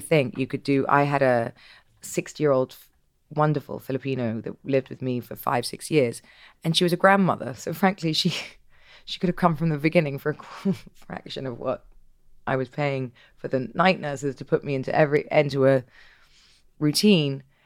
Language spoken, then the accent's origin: English; England, United Kingdom; I'm English